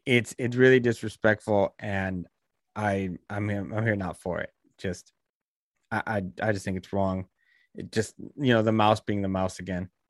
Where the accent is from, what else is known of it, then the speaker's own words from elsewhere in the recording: Bay Area, California, United States; my hometown of the Bay Area